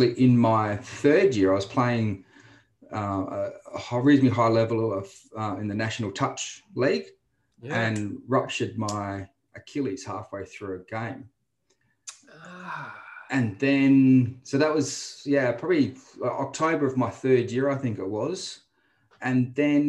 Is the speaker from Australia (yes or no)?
yes; Adelaide, South Australia, Australia; moved away as an adult; now in Brisbane, Australia; originally born and bred in Adelaide